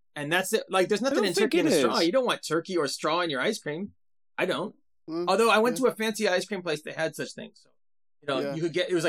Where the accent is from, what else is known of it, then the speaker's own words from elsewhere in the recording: Ukiah, California, United States; I grew up in Ukiah, California